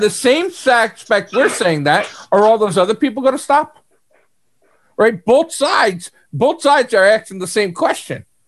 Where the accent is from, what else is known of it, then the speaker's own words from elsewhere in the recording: New York, United States; I'm from New York